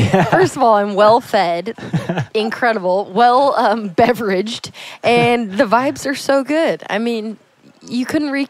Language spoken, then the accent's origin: English; Northern California, United States; from Northern California, left and found my way back because I love it.